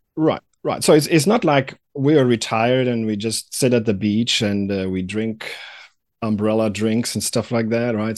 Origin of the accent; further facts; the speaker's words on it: Germany; moved away as an adult; also born or lived in Atlanta; now in United States; I'm originally from Germany. And I came to the United States in the, uh, late nineties